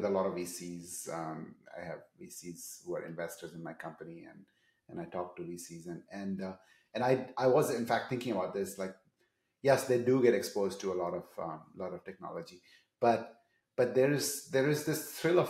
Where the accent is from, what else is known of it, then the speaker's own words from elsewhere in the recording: Seattle, Washington, United States; I'm from Seattle.